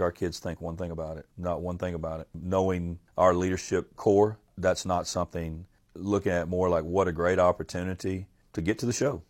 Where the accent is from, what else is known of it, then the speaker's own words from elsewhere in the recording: Port Arthur, Texas, United States; I'm from Port Arthur